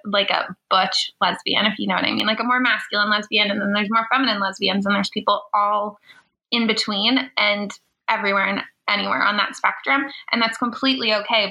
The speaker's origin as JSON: {"language": "English", "region": "Prince Edward Island", "country": "Canada", "tie": "born or raised there", "said": "I grew up in a very small town. I'm actually from Prince Edward Island"}